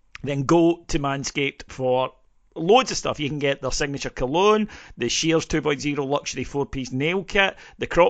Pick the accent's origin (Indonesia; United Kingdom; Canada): United Kingdom; Scotland; as a Scottish Presbyterian